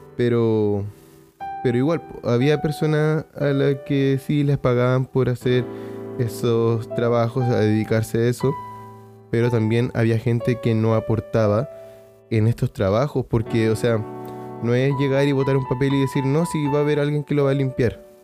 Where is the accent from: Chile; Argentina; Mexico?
Chile; Chile, que es de donde soy